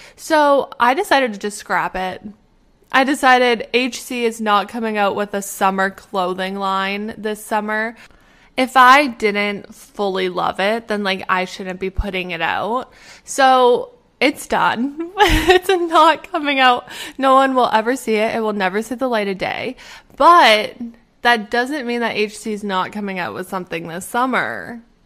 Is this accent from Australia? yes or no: no; Canada; moved away as an adult; now in Pittsburgh, United States; I am originally from Canada, but right now I'm living in Pittsburgh